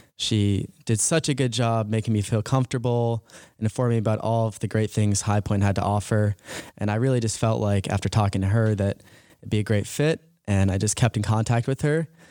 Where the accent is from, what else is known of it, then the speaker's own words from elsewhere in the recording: Medfield, Massachusetts, United States; moved away as an adult; also born or lived in High Point, North Carolina; I'm from Medfield, Massachusetts. It's about twenty-five minutes outside the city. I love growing up there